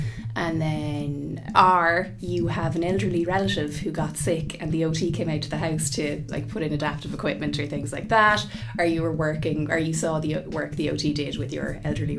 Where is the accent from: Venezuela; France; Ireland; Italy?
Ireland; Limerick, Munster; also born or lived in Galway / England; now in Dublin, Ireland; I grew up in Limerick. And now Galway is home and I live in Dublin.